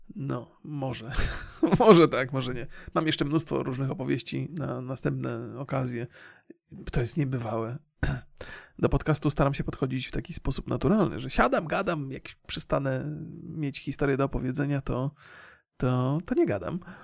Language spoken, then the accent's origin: Polish; Poland; ja się wychowałem na filmach wojennych będąc młodym człowiekiem, zwłaszcza jeszcze w tym kraju, kiedy nie było filmów z Ameryki